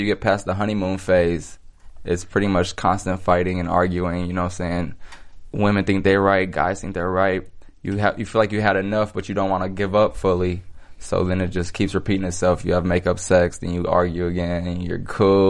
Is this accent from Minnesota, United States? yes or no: yes; Minnesota, United States; now in Los Angeles, United States; I come from Minnesota, and the number of beautiful people aren't as high out there, so... I came